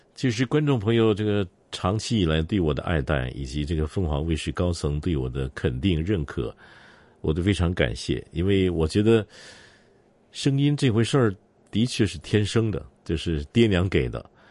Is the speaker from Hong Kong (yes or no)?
no; Singapore; 我在新加坡出生长大